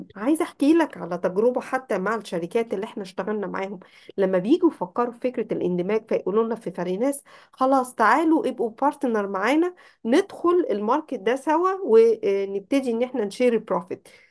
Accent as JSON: {"language": "Arabic", "country": "Egypt"}